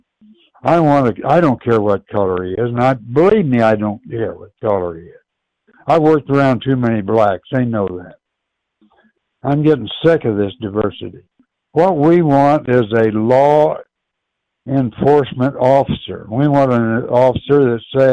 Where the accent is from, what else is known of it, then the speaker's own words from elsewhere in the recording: Urbana, Illinois, United States; I'm from Urbana, but Champaign-Urbana, as I've said before, is one town.